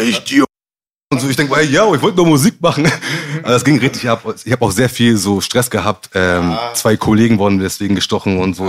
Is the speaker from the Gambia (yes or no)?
yes; Gambia; also born or lived in Hamburg; Ich komme nicht aus Ghana, ich komme aus Gambia